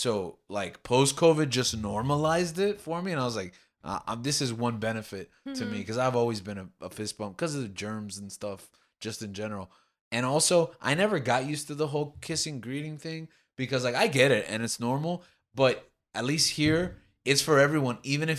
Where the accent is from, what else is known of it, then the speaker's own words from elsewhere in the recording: New York, United States; born there; now in Miami, United States; Because I was born in New York.